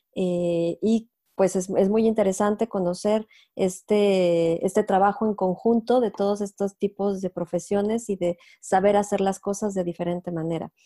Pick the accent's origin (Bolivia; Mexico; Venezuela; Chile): Mexico; moved away as an adult; also born or lived in Mexico City; now in France; soy mexicana